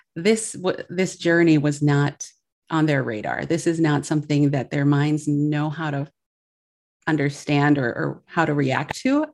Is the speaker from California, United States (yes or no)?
no; Milwaukee, Wisconsin, United States; now in Chicago, United States; I grew up in Milwaukee, Wisconsin, and I currently, we're based in Chicago